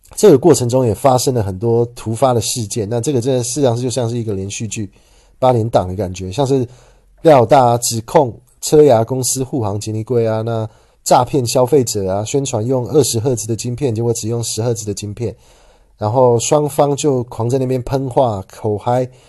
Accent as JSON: {"language": "Chinese", "region": "Taichung", "country": "Taiwan", "tie": "born or raised there", "said": "我的家乡台中"}